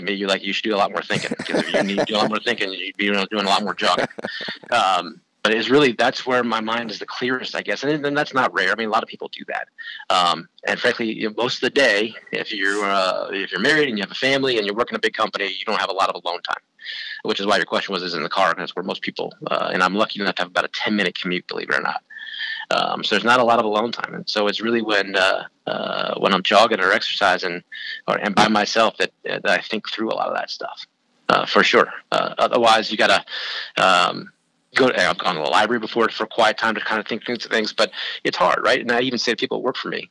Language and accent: English; San Francisco, California, United States; moved away as an adult; also born or lived in Oxford, Ohio; now in Chicago, United States; I grew up in California, ended up in Oxford, Ohio